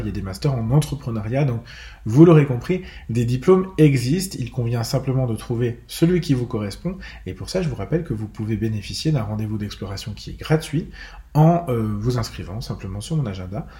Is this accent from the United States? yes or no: no; Bourgogne-Franche-Comté, France; chez moi en Franche-Comté